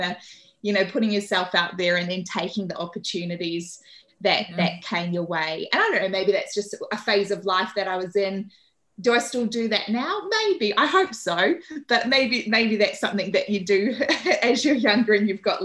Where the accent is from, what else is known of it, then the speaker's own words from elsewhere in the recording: Auckland, New Zealand; I'm originally from Auckland.